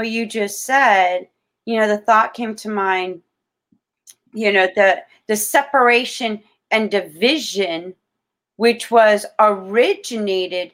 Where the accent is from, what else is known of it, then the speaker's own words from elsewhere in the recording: Florida, United States; I'm born and raised in Florida. I'm a Floridian